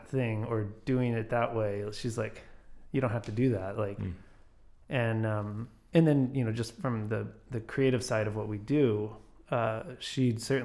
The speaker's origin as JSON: {"language": "English", "town": "Grapevine", "region": "Texas", "country": "United States", "tie": "born or raised there", "said": "I grew up in Grapevine."}